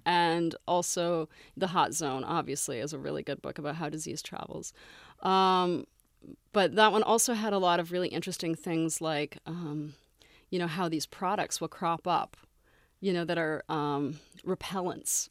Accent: Canada; moved away; I grew up in Canada, so I'm very familiar with Toronto

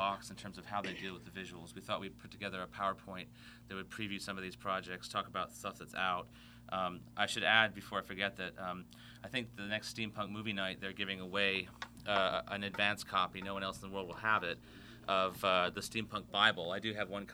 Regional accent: Fiji; Growing up in the Fiji Islands

